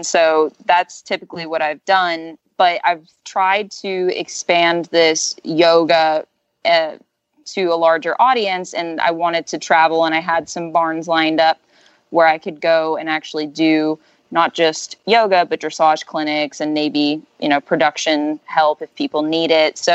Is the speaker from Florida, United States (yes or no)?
yes; Orlando and Ocala area, Florida, United States; now in Tallahassee, United States; I'm in Tallahassee, Florida, and I'm from Orlando and Ocala area